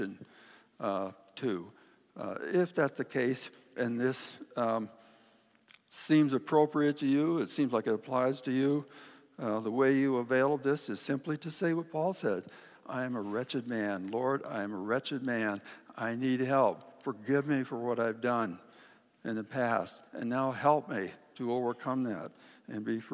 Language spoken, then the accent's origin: English; Kodiak, Alaska, United States; When I was a kid, my dad would, in Kodiak, trap beaver and otter for kind of a sideline, and I got to go along with him.